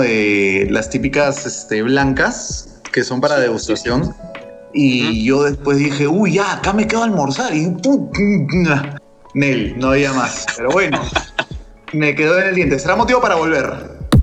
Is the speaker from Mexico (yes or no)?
no; Peru; nosotros no somos Argentina y no somos Chile, nosotros somos Perú